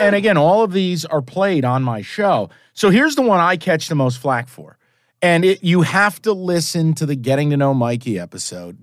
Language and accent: English; East Coast, United States; I'm from the East Coast